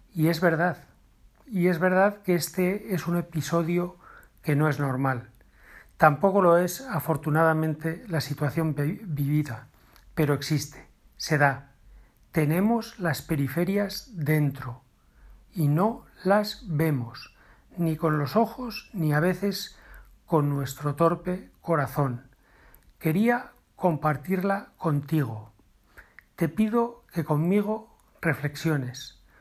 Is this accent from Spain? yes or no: yes; Navarre, Spain; en Navarra, de donde yo soy